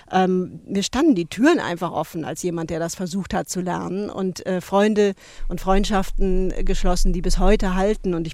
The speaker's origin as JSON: {"language": "German", "region": "West Germany", "country": "Germany", "tie": "born there", "said": "Und da habe ich eben gedacht, ich als eben gebürtige Westdeutsche, wenn ich jetzt wirklich mir die Mühe mache, das zu lernen"}